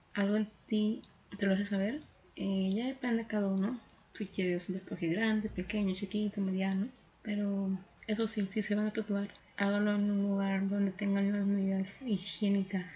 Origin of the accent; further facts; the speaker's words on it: Mexico; estamos en un momento complicado como sociedad mexicana